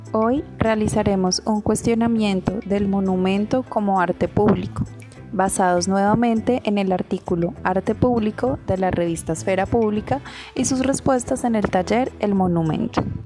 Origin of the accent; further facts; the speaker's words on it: Cartagena, Bolívar, Colombia; como cartageneros, como colombianos